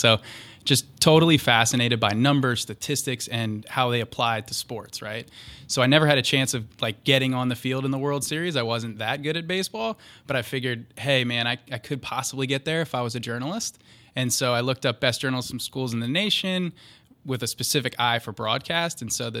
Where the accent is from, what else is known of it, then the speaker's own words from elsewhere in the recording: Derwood, Maryland, United States; Yeah, DC area is home. I was raised in Durwood, Maryland, graduate of Magruder High School in 2007.